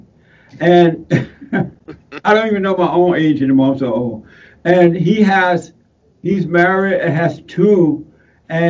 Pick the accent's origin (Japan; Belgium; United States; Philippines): United States; Alabama; When I was growing up in Alabama, I grew up in Alabama on a plantation down in Alabama. I was born there